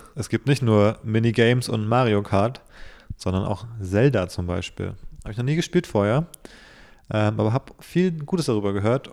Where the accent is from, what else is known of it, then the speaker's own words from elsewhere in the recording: Berlin, Germany; als gebürtiger Berliner